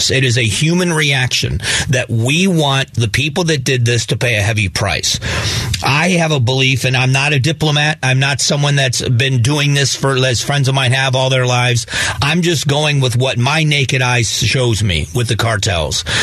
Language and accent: English; Southwest Florida, United States; I was raised in Southwest Florida. I still, you know, have a romance about where I grew up.